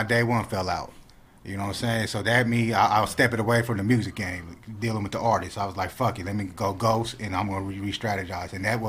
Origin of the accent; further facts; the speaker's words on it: Pomona, California, United States; growing up in Pomona